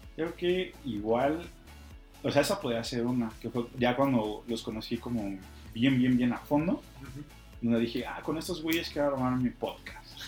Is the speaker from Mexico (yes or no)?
yes; Mexico City, Mexico; como buen chilango